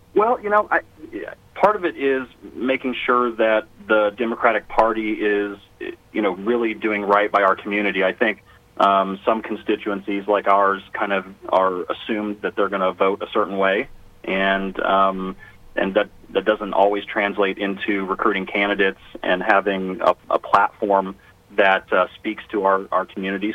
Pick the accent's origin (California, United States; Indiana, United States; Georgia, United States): Indiana, United States; Avon; also born or lived in Danville, Indiana; I grew up uh, just down the street from Danville in a little town called Avon